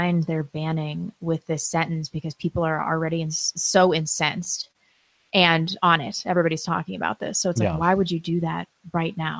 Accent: England, United Kingdom; moved away; I'm English

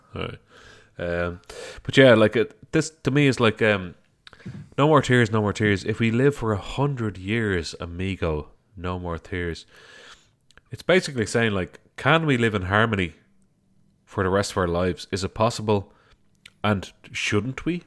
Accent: Ireland; my home country

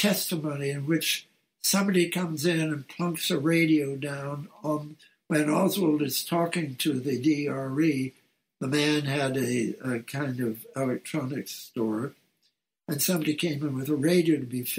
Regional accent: Montreal, Quebec, Canada; It involved a firm in Montreal, my hometown

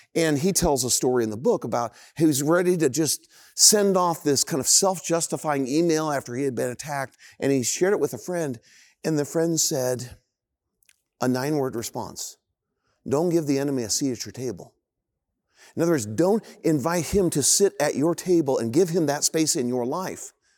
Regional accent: Indianapolis, Indiana, United States; I grew up in Indianapolis in, uh, this kinda idyllic, incredible neighborhood

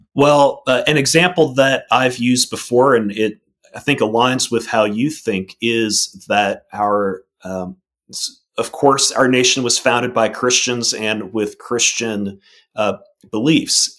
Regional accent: Arlington, Virginia, United States; moved away as an adult; also born or lived in Maryland; now in Mississippi, United States; I grew up in Virginia, um, and up in Arlington, Virginia

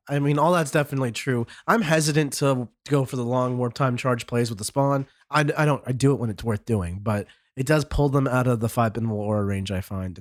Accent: United States; as an American player here

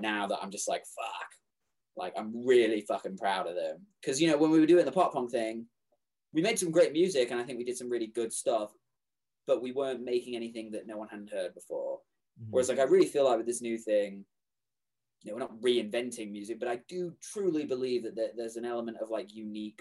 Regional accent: England, United Kingdom; moved away; I'm English

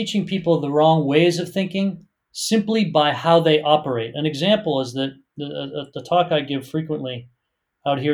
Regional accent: Boston, Massachusetts, United States; moved away as an adult; now in San Francisco, United States; I grew up in Boston in the United States

